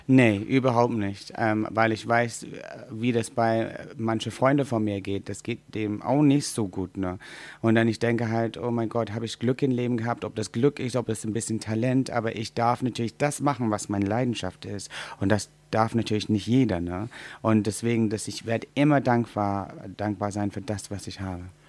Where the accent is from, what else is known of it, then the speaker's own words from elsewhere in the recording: England, United Kingdom; German is a second language; moved away; Wir als Engländer